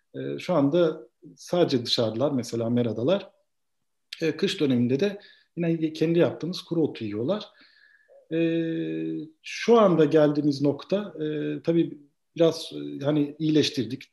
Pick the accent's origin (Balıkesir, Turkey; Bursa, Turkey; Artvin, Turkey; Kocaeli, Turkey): Balıkesir, Turkey; Edremit; also born or lived in Vienna, Austria; ilkokul, ortaokul, lise burada Edremit'te büyüdüm.